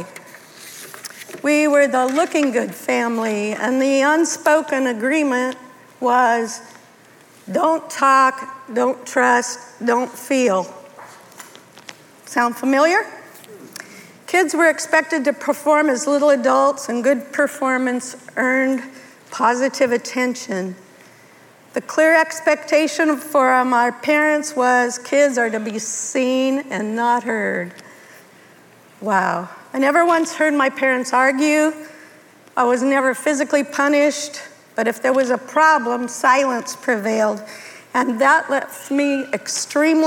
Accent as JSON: {"language": "English", "town": "Denver", "region": "Colorado", "country": "United States", "tie": "born or raised there", "said": "I was raised in Denver, Colorado, the youngest of two girls."}